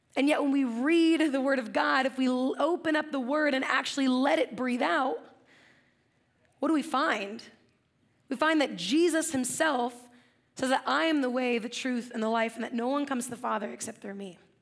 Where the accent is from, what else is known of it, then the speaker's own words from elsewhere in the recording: Central Coast, California, United States; I grew up in the Central Coast